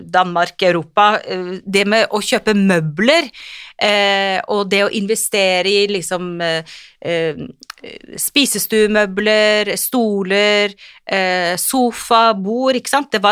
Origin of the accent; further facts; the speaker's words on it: Kirkenes, Finnmark, Norway; also born or lived in Tvedestrand, Norway; now in Oslo, Norway; Jeg er jo liksom eh, kirkenesværing på den ene siden og tvedestrandsjente på den andre siden, så jeg har liksom eh, bodd begge steder. Og, men akkurat nå vil jeg si at jeg føler meg mest som en Oslo-jente, faktisk.